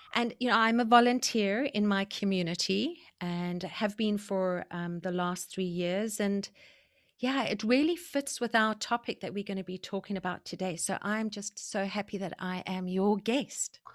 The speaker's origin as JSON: {"language": "English", "country": "South Africa", "tie": "born or raised there", "also_born_or_lived": "Zimbabwe", "moved": "yes", "lives_now": "Vancouver, Canada", "said": "I was born in South Africa, And I was raised in South Africa and Zimbabwe"}